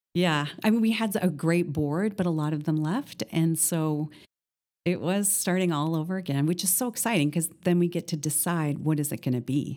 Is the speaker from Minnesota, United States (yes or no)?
yes; northern Minnesota, United States; now in Columbus, United States; I grew up in northern Minnesota